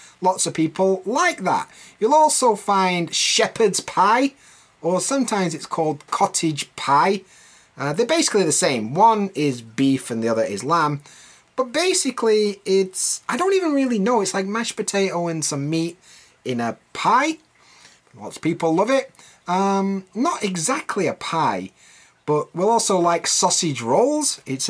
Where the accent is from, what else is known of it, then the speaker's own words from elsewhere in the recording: Yorkshire and the Humber, United Kingdom; And I'm from Yorkshire